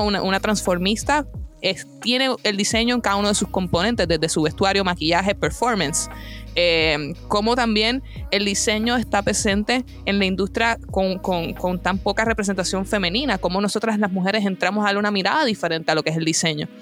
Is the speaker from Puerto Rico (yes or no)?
yes; Puerto Rico; mi país natal, Puerto Rico